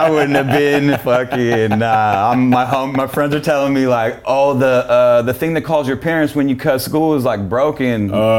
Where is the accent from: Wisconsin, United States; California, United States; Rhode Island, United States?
California, United States; Berkeley; moved away as an adult; also born or lived in Oakland; now in Santa Cruz, United States; I was born in Oakland and grew up in Berkeley my whole life.